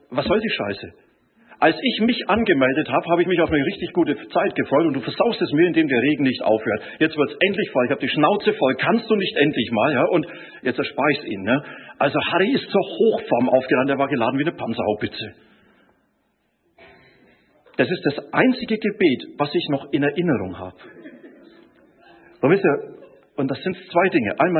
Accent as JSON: {"language": "German", "region": "Bavaria", "country": "Germany", "said": "Er ist Bäcker, ich bin auch gelernter Bäcker, und er ist Franke, ich bin auch Franke."}